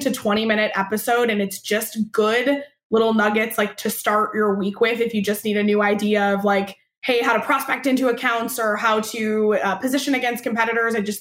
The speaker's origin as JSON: {"language": "English", "region": "Michigan", "country": "United States", "tie": "born or raised there", "also_born_or_lived": "Arizona / California", "moved": "yes", "lives_now": "Boston, United States", "said": "I grew up in Michigan"}